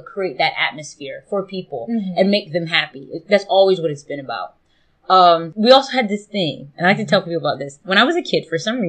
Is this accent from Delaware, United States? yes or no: yes; Smyrna, Delaware, United States; I'm from Smyrna, Delaware, which at the time was pretty rural.